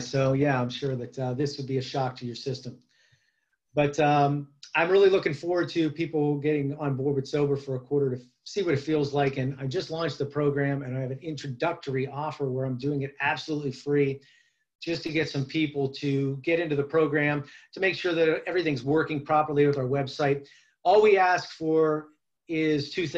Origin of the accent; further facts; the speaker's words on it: Youngstown, Ohio, United States; Youngstown, Ohio is my hometown, and born and bred here